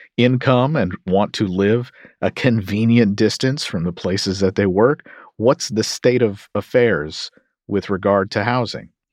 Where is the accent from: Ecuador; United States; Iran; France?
United States; Kentucky; my home state of Kentucky